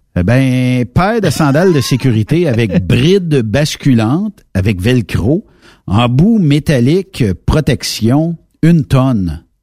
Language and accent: French; Quebec, Canada